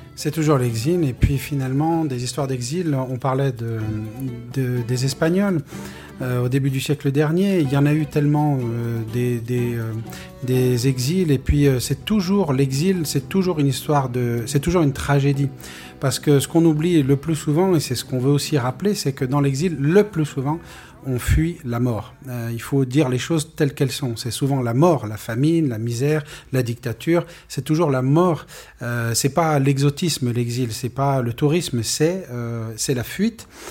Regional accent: France; nous étions des Français du futur, nous sommes aujourd'hui des Français accomplis

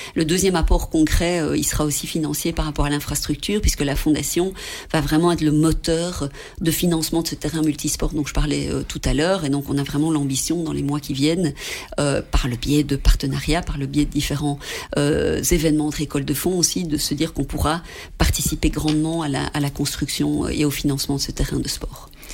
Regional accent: Belgium; pour nous, en tant que Belges, là-bas

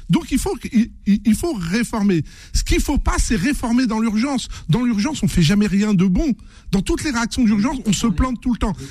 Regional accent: Seine-Saint-Denis, Île-de-France, France; Je suis né en Seine-Saint-Denis, j'ai grandi là-bas

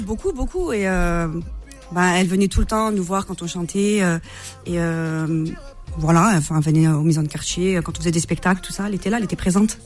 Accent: La Courneuve, Île-de-France, France; also born or lived in Marseille; j'ai grandi une partie de mon enfance à La Courneuve

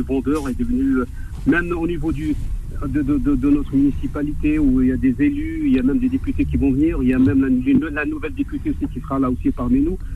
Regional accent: Nanterre, Île-de-France, France; je suis natif des bidonvilles de Nanterre.

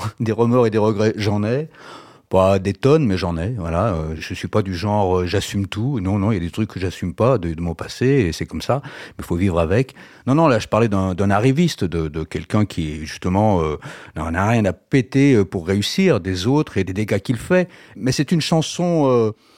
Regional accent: Lyon, Auvergne-Rhône-Alpes, France; on est des Lyonnais

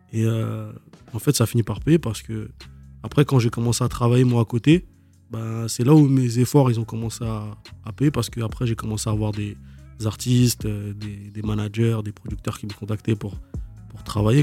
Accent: Dunkirk, Hauts-de-France, France; j'ai grandi là-bas. J'ai fait toute mon adolescence là-bas

